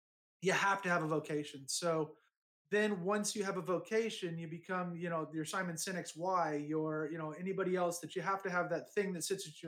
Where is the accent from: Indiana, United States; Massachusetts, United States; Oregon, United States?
Indiana, United States; Shelbyville; now in United Kingdom; I was born in Indiana, born in Shelbyville, Indiana